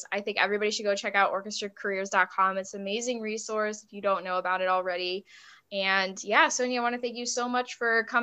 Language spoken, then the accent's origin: English; Buffalo, New York, United States; moved away; I was from Buffalo